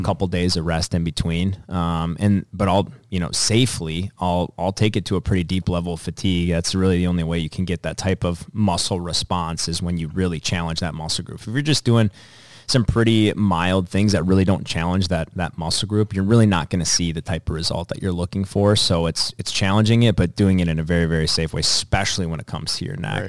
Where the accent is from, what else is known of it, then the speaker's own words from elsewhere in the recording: Dassel, Minnesota, United States; my hometown of Dassel